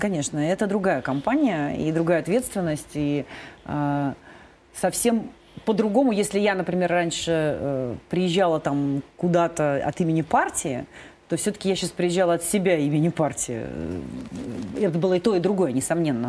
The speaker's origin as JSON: {"language": "Russian", "town": "Kirovsk", "region": "Leningrad Oblast", "country": "Russia", "tie": "born or raised there", "said": "по улице моего родного города"}